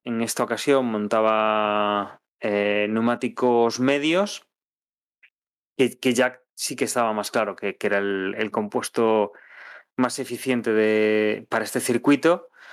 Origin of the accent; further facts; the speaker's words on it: Spain; somos españoles